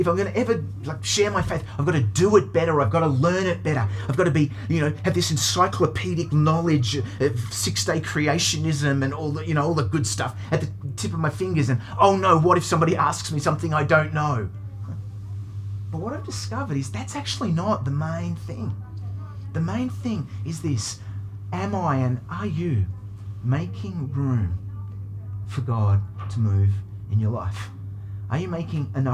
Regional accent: United Kingdom; now in Australia; I was born in Britain, and my dad is English

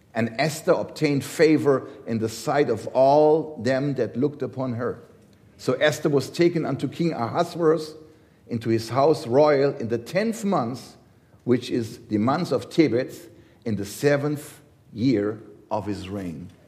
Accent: Germany; I come from Germany

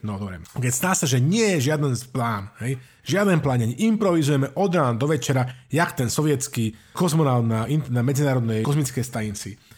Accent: Slovakia; now in Germany

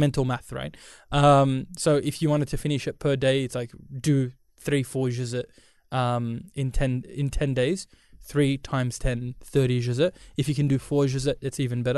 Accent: India; I'm Indian.

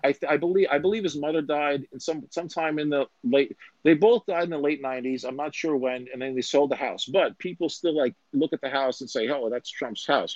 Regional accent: New York, United States; I'm from New York

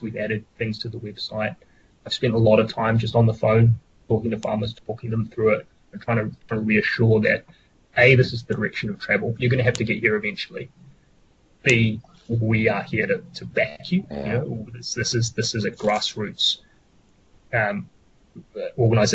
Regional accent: New Zealand; as Kiwi farmers

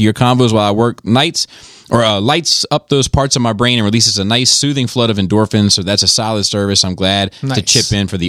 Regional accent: New York, United States; also born or lived in Alabama; I'm originally from New York and moved down to Alabama because of the military. I lived in that area for about 9 years, loved it, and thought the people were great.

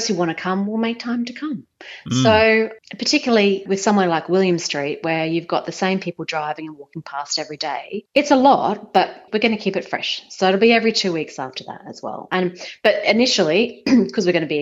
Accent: Brisbane, Queensland, Australia; moved away as an adult; also born or lived in Singapore; now in Sydney, Australia; I grew up in Brisbane

